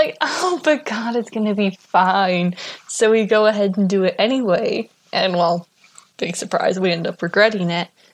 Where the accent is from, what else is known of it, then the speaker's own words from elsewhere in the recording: Idaho, United States; I grew up in Idaho